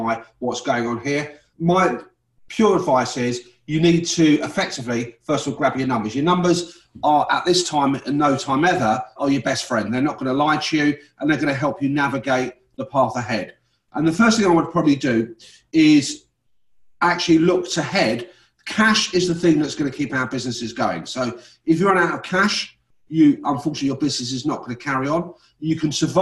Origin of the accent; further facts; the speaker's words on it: London, United Kingdom; moved away as an adult; now in Leicester, United Kingdom; I was born in London. I'm one of nine kids.